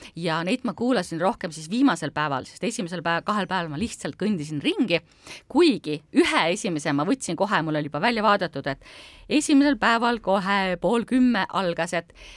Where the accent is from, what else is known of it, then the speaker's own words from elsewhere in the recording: Estonia; ma tundsin ennast uhkusega, et mina olen ka eestlane